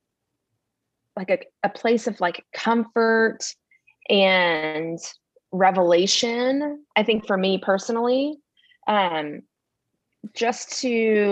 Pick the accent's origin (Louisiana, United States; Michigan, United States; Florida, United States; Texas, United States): Texas, United States; East; I grew up in East Texas where it was so segregated